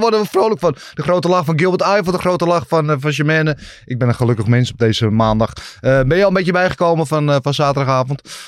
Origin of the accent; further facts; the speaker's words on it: Netherlands; wij als Nederlanders